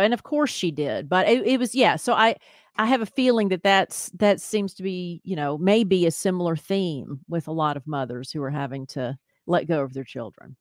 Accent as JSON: {"language": "English", "town": "Columbia", "region": "Tennessee", "country": "United States", "tie": "born or raised there", "said": "MTSU was close to my hometown of Columbia, Tennessee"}